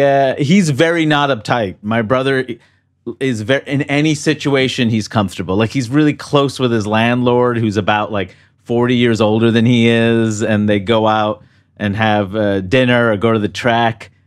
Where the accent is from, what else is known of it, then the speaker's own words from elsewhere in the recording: New York City, New York, United States; growing up in New York City in Queens